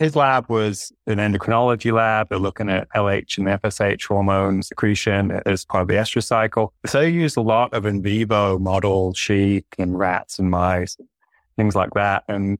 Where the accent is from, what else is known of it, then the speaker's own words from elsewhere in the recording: Saudi Arabia; now in United States; And for me, I grew up in Saudi Arabia, actually.